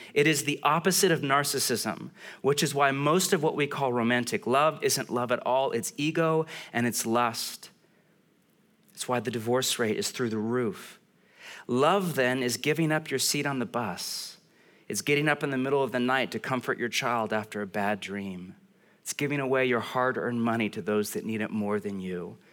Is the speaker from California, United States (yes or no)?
yes; California, United States; I'm from California.